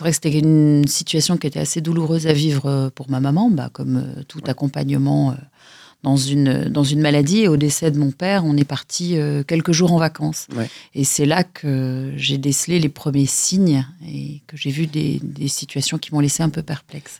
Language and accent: French; Lyon, Auvergne-Rhône-Alpes, France; Je suis née à Lyon, dans le quartier de la Croix-Rousse